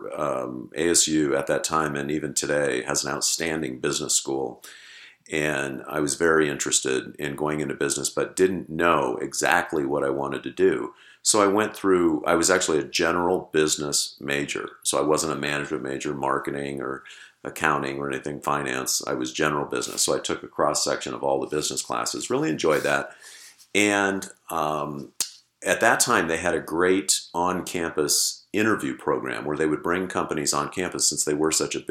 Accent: South Pasadena, California, United States; moved away as an adult; also born or lived in Los Angeles / Chicago; I was born in Los Angeles and raised in South Pasadena

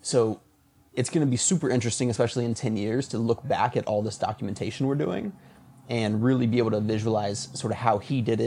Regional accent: Pensacola, Florida, United States; moved away as an adult; also born or lived in Tallahassee, Florida; now in New York City, United States; I'm originally from Florida. I was born and raised in Pensacola and then lived in Tallahassee for about 10 or 11 years

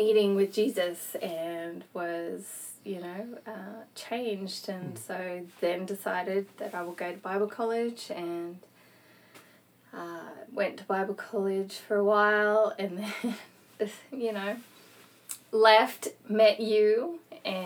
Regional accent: Australia; moved away; also born or lived in Utah, United States / West Indies; I'm from Australia. And so I grew up there and for a majority of my life, from about 5 years on, I grew up there.

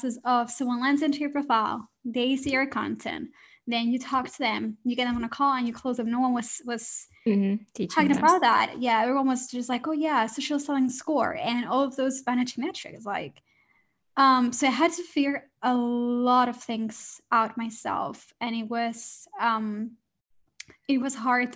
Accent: Barcelona, Catalonia, Spain; moved away as an adult; now in London, United Kingdom; I moved to London. So I'm originally from Spain, from Barcelona, and it was my dream to move to London

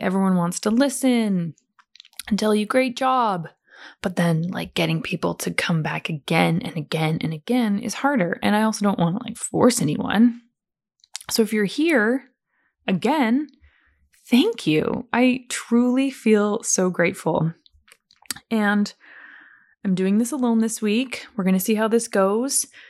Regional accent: Calgary, Alberta, Canada; I was born in Calgary, which is Western Canada, near the beautiful mountains of Banff

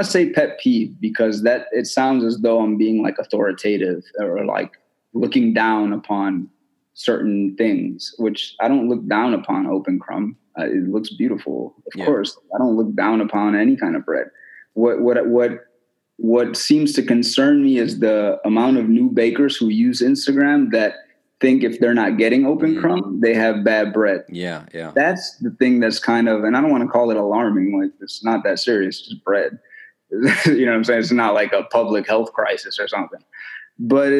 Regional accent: United States; I'm American

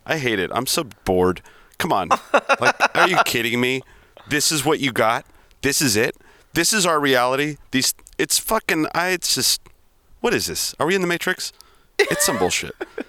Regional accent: United States; I'm an American

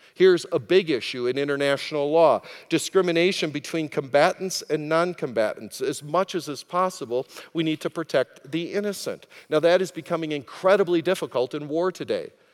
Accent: United States; as an American

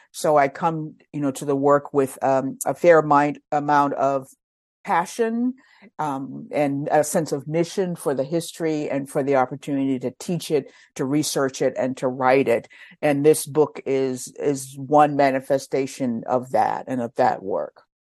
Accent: Virginia, United States; moved away as an adult; also born or lived in Washington, D.C.; now in Philadelphia, United States; I grew up in Virginia

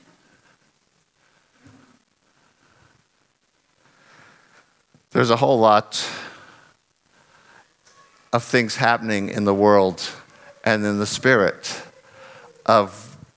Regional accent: United States; moved away; I'm from America

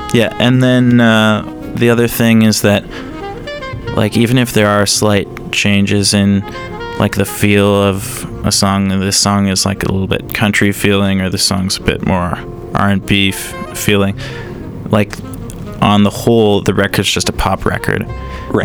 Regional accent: Alberta, Canada; we're from Alberta

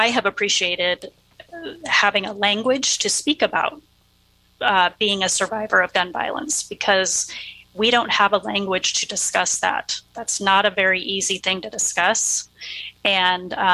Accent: Oregon, United States; I grew up here in Oregon

